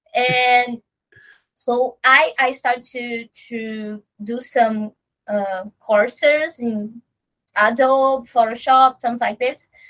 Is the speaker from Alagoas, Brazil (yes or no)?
no; Rio de Janeiro, Brazil; both of us are from Olaria. It's a neighborhood in the north zone